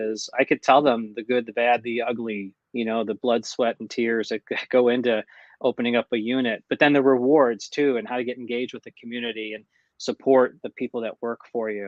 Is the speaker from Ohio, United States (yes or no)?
yes; Mentor, Ohio, United States; also born or lived in Wickliffe, Ohio; I grew up in Mentor, Ohio. And before my family moved to Mentor, we lived in Wickliffe for about 5 years